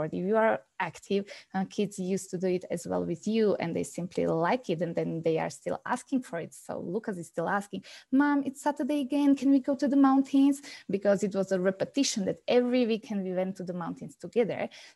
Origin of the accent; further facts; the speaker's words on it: Slovakia; moved away as an adult; now in Calgary, Canada; I'm coming from Slovakia, as was already mentioned, and we moved to Calgary 3 years ago.